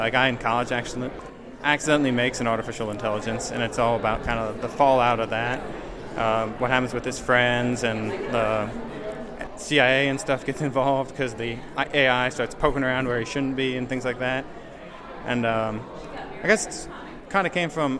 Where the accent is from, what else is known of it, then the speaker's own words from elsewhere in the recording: Michigan, United States; now in Fishers, United States; I'm from Michigan